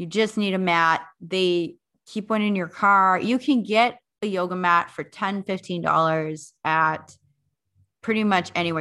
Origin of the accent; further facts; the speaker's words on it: North Dakota, United States; also born or lived in South Africa; settle here in North Dakota, where I originally am from.